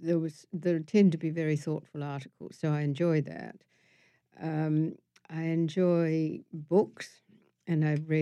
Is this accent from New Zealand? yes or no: yes; Wellington, New Zealand; moved away as an adult; also born or lived in London; I grew up in Wellington, which is at the bottom of the North Island, and it's the capital of the country